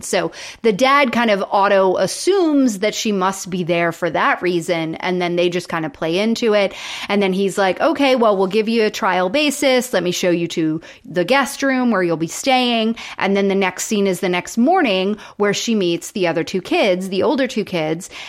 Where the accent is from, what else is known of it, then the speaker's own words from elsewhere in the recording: Florida, United States; I grew up in Florida